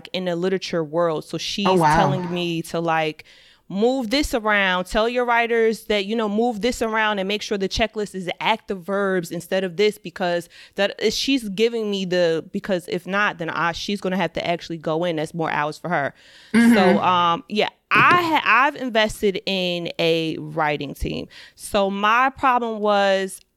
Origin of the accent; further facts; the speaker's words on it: suburbs of New Jersey, United States; I'm from the suburbs of New Jersey. I've never lived in New York